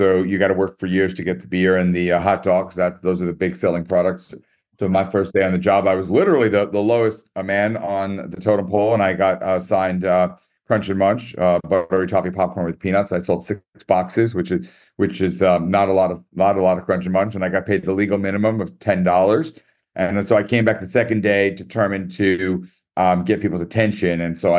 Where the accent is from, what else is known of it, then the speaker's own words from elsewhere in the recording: New York, United States; And don't worry about the short time, because I, as a New Yorker, I can talk super fast.